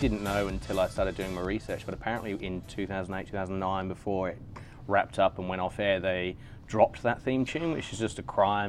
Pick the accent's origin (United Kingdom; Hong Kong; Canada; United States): United Kingdom; England; being English.